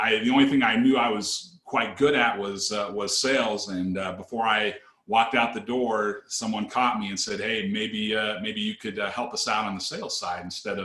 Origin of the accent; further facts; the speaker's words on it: Seattle, Washington, United States; I grew up in the Northwest, grew up in the Seattle area